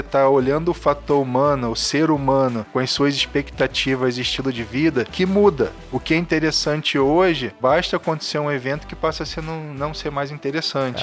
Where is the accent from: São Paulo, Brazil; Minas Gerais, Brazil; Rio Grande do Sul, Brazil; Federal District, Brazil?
Federal District, Brazil; Brasília; now in Rio de Janeiro, Brazil; Eu nasci lá em Brasília, eu moro no Rio e trabalho aqui